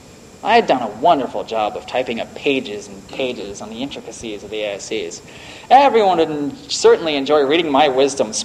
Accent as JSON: {"language": "English", "region": "Northern Virginia", "country": "United States", "tie": "born or raised there", "moved": "yes", "said": "I grew up in Northern Virginia in the D.C. metropolitan area"}